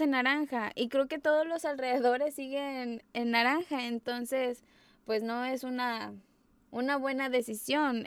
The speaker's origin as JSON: {"language": "Spanish", "country": "Mexico", "said": "soy mexicana"}